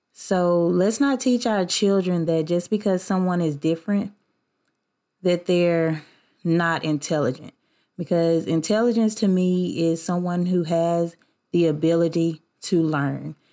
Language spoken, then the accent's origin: English; the South, United States; I grew up in the South, where I'm from.